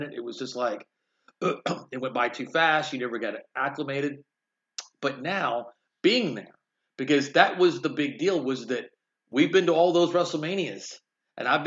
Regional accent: Texas, United States; also born or lived in Arkansas / Brooklyn, New York; my home state of Texas because I've been here since I was 12. 8 years in Brooklyn, New York

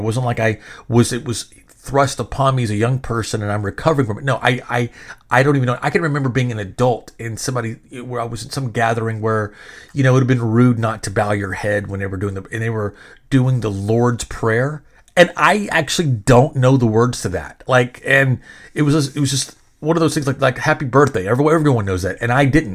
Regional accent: Benton, Arkansas, United States; now in Texas, United States; I'm seven years old, living in the bottom of a dirt road in a trailer in Benton, Arkansas

